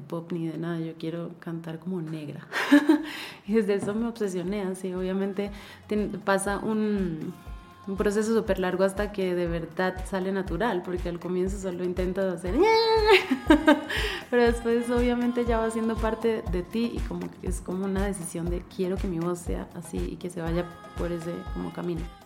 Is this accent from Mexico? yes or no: no; Colombia; now in Ecuador; yo toda la vida he escuchado San Antonio en Colombia